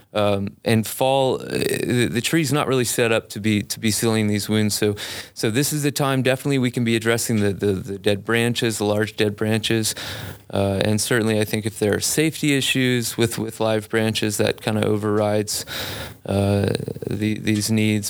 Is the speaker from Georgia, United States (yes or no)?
no; Biloxi, Mississippi, United States; moved away as an adult; also born or lived in Colorado; I grew up in Biloxi, Mississippi.